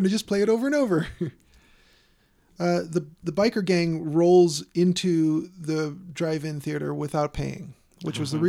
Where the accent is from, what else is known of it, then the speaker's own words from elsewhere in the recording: Chicago, Illinois, United States; and I'm from Chicago.